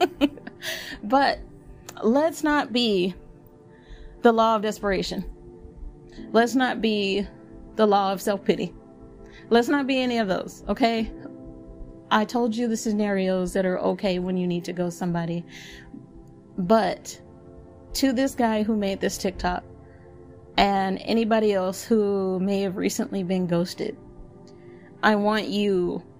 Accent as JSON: {"language": "English", "region": "Texas", "country": "United States", "said": "as a Texan"}